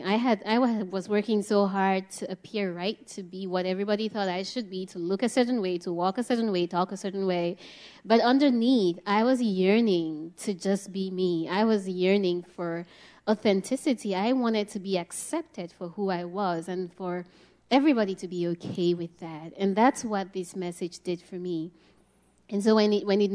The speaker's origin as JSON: {"language": "English", "country": "Cameroon", "tie": "born or raised there", "said": "as a kid growing up in Cameroon"}